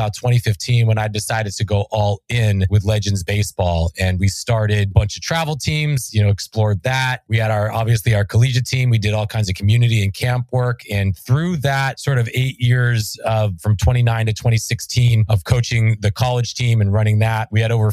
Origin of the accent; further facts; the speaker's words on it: San Francisco Bay Area, California, United States; also born or lived in Santa Barbara; growing up in the San Francisco Bay Area